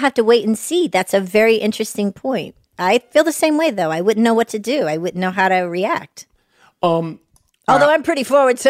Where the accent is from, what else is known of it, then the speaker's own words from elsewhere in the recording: Atlanta, Georgia, United States; I'm from Atlanta.